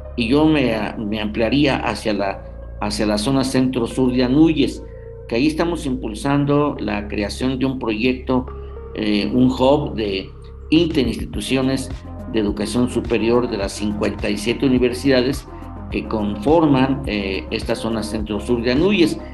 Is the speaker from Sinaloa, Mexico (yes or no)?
no; Hidalgo, Mexico; como hidalguenses